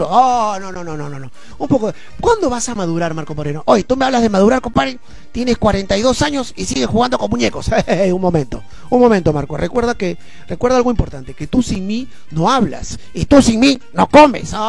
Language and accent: Spanish; Peru; soy comediante, soy de Perú